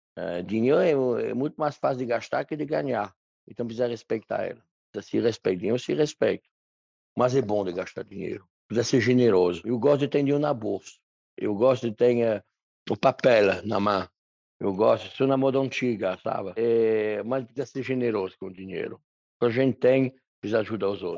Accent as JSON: {"language": "Portuguese", "region": "Loire Valley", "country": "France", "tie": "born or raised there", "second_language": "Portuguese", "moved": "as an adult", "lives_now": "Brazil", "said": "Eu nasci no interior na França, numa cidade pequena"}